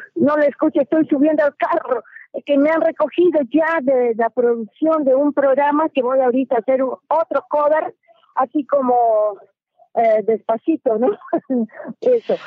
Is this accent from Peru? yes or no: yes; Loreto, Peru; Yo soy peruana y mi país tiene tres regiones, costa, sierra y selva. Yo soy de la región selva, por donde está el río Amazonas